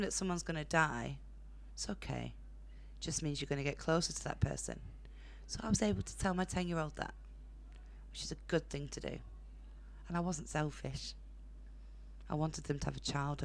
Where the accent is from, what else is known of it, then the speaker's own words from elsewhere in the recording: Burnley, North West England, United Kingdom; I'm from Burnley